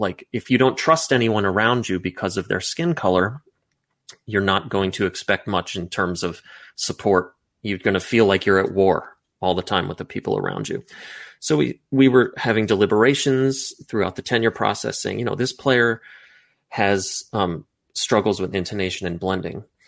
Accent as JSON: {"language": "English", "country": "United States", "tie": "born or raised there", "said": "me as an American guy who grew up in the suburbs going to the mall"}